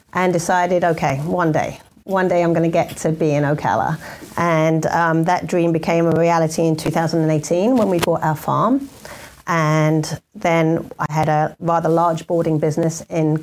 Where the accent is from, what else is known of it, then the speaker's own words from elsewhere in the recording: Essex, East of England, United Kingdom; moved away; also born or lived in London; I grew up in the UK. I was born in London, actually, and then moved out to Essex.